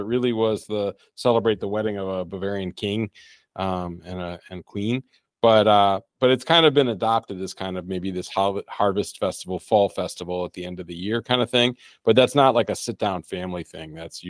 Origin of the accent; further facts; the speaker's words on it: Detroit, Michigan, United States; moved away; I'm from Detroit originally. So I've been through many decades of pain. Really all five of my decades, or six of my decades have been painful